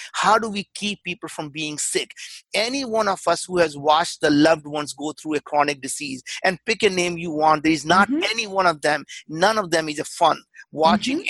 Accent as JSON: {"language": "English", "country": "India", "tie": "born or raised there", "second_language": "English", "moved": "as an adult", "lives_now": "United States", "said": "I grew up in India. We were very, very poor"}